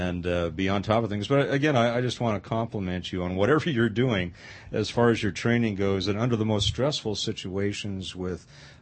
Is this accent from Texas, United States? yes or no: no; Pasadena, California, United States; moved away; I grew up in the Pasadena area outside L.A.